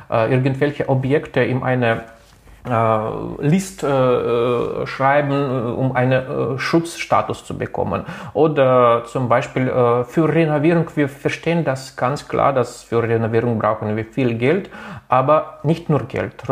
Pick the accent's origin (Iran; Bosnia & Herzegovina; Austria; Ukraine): Ukraine; wir können viel über die deutsche Minderheit in der Ukraine sprechen, aber wenn wir wenig unsere Muttersprache benutzen, das ist natürlich äh, schade.